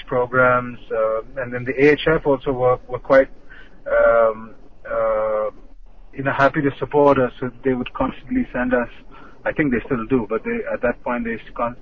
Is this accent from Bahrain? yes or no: yes; Bahrain; when we were growing up over here, it was quite a heavy scene of hockey